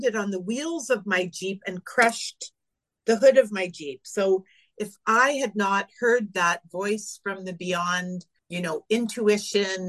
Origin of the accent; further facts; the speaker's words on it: Northern Ontario, Canada; also born or lived in Lake Superior; now in Palm Desert, United States; I grew up in Northern Ontario